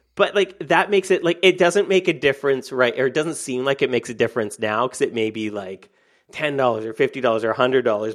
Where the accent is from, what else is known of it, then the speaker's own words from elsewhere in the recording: Canada; I'm Canadian